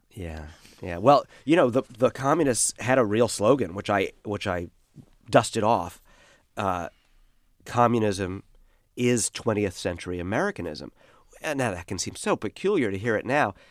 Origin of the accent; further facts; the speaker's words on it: Brooklyn, New York, United States; I was one of the last people to grow up this way in Brooklyn